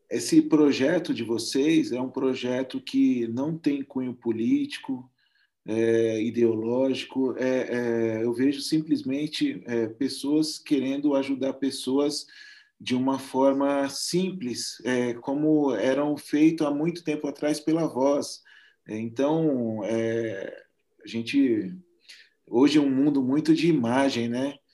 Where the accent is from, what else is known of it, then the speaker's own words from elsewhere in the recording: interior of São Paulo, Brazil; eu sou de São Paulo, junto com ela, somos no interior de São Paulo